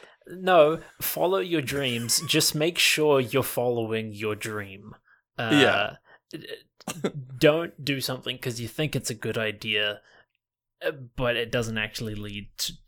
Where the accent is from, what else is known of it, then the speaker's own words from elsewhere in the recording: New Zealand; also born or lived in Canada; I was born in New Zealand. Then I did like all of my grade school in Canada, like grade 1 to grade 7. Then I did like grade 8 all of high school back in New Zealand.